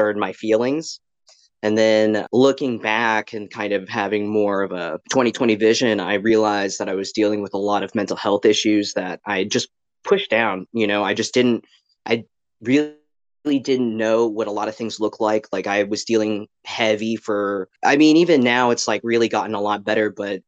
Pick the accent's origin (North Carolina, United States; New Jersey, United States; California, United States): North Carolina, United States; Greenville; moved away as an adult; also born or lived in Midwest / Raleigh, North Carolina; I am originally from the Midwest, but I mostly grew up in Greenville, North Carolina. So I spent around from 13 to 18 in Greenville